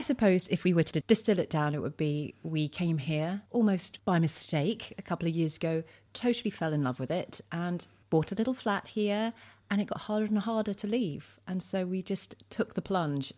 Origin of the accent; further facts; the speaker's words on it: London, United Kingdom; moved away as an adult; now in Isle of Wight, United Kingdom; I'm originally from East London.